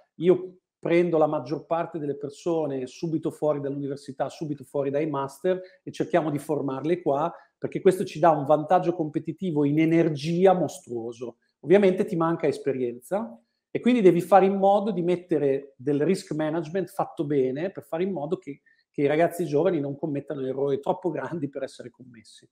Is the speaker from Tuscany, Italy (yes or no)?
no; Bologna, Emilia-Romagna, Italy; moved away as an adult; now in Milan, Italy; quando sono tornato a Bologna, la mia città natale